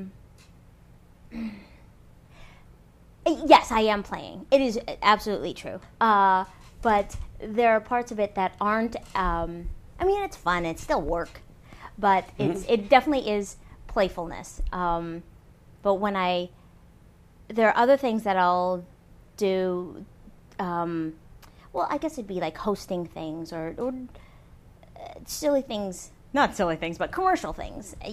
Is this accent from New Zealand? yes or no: no; Canada; also born or lived in Toronto; now in United States; I'm Canadian